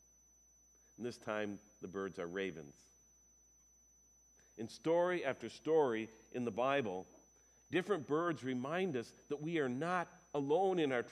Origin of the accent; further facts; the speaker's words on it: United States; I grew up here in Dakota County